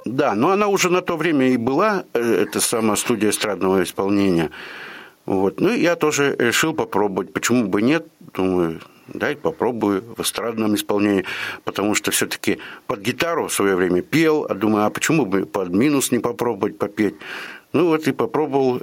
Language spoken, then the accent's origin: Russian; Galich, Kostroma Oblast, Russia; moved away as an adult; also born or lived in Yaroslavl; now in Ulyanovsk, Russia; Родился я э, в Костромской губернии, город Галич. Ну, детство все прошло тоже, соответственно, в Галиче.